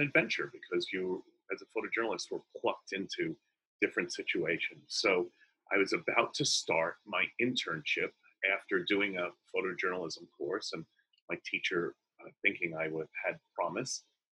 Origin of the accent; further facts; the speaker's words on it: New York, United States; moved away as an adult; also born or lived in Boston; I grew up in New York